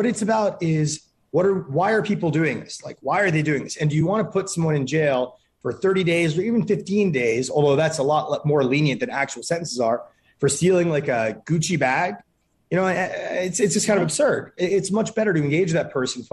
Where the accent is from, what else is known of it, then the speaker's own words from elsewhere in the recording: New York, United States; I grew up in New York in the 80s and 90s